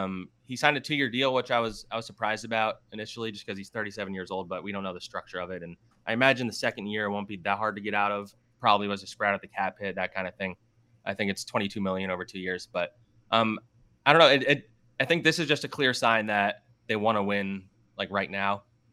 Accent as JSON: {"language": "English", "town": "Cherry Hill", "region": "New Jersey", "country": "United States", "also_born_or_lived": "Arizona", "moved": "as an adult", "said": "Yeah, I'm from South Jersey, Cherry Hill, so South Jersey like Connor as well. And then I went to Arizona, University of Arizona, for school. I stayed out there"}